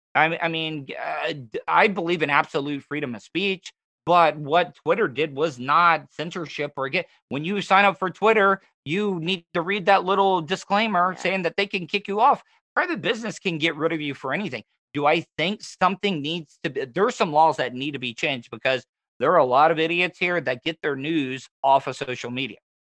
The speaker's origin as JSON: {"language": "English", "area": "Volusia County", "region": "Florida", "country": "United States", "tie": "born or raised there", "said": "I grew up here in Volusia County"}